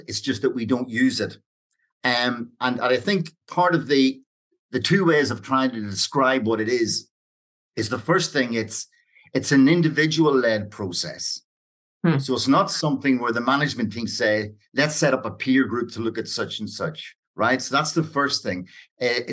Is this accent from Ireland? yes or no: yes; Ireland; when I grew up in Ireland